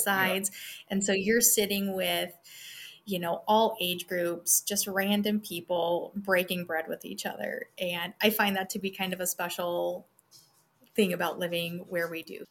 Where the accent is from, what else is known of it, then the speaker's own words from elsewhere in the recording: Wyoming, United States; moved away as an adult; also born or lived in Hayes Center, Nebraska / North Dakota; I did sixth grade back in my hometown in Wyoming and we just kind of grew up.